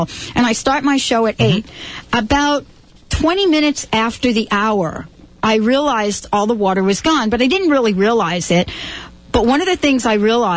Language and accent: English; New York City, New York, United States; I'm a girl from the Bronx. I grew up in the Bronx